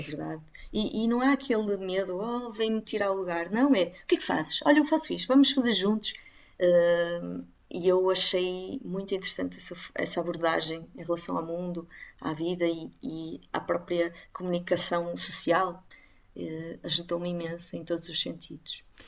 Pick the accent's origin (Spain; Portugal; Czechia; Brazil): Portugal; the North, Northern Portugal; Eu, eu, eu sou do Norte e estou a ficar aqui pelo Norte